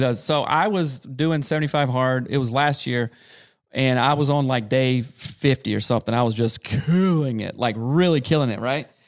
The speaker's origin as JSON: {"language": "English", "region": "South Carolina", "country": "United States", "tie": "born or raised there", "said": "growing up in South Carolina, in a very rural, small town"}